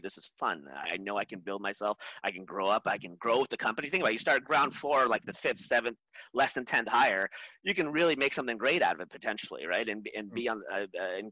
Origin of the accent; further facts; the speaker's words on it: Orange County, California, United States; I was born here in Southern California, but I was raised in Orange County